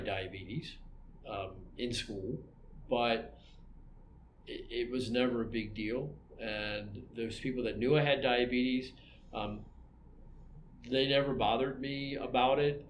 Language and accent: English; Maryland, United States; now in Albuquerque, United States; I'm from Maryland